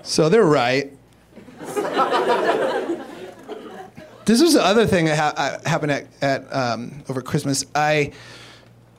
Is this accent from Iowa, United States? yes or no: yes; Iowa, United States; now in Los Angeles, United States; I grew up in Iowa